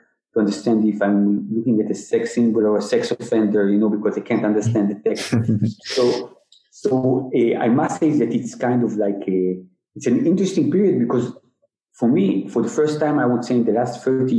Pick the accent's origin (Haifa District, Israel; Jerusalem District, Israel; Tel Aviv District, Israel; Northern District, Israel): Tel Aviv District, Israel; Tel Aviv; I was born and I grew up in the Tel Aviv area